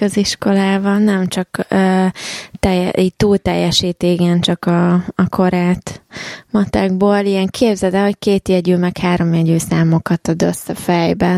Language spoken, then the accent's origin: Hungarian; Hungary; moved away; honnan származok? Magyarország